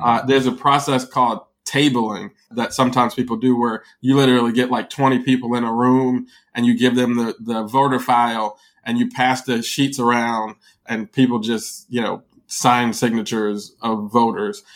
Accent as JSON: {"language": "English", "town": "Chicago", "region": "Illinois", "country": "United States", "said": "being a Chicagoan"}